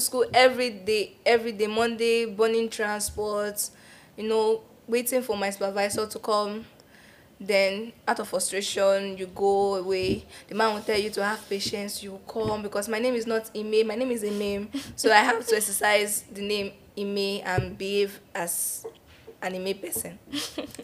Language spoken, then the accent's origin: English; Nigeria; being a Nigerian student going to a federal university